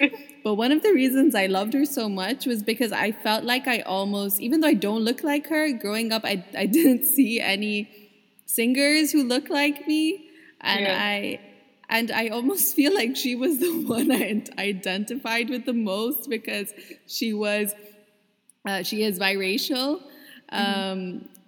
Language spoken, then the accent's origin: English; Dubai, United Arab Emirates; from my Colombian-ness or Pakistani-ness. The influences that I've had growing up in Dubai.